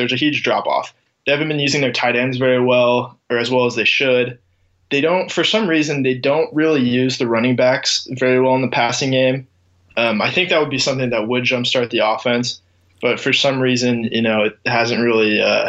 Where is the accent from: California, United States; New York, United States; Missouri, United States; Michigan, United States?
California, United States; Yeah, so I grew up in Northern California, and so every Sunday we got Raiders games and we got San Francisco 49ers games.